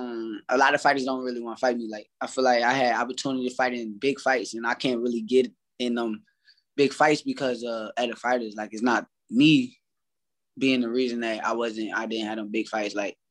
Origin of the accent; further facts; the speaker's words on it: New Jersey, United States; I'm from Jersey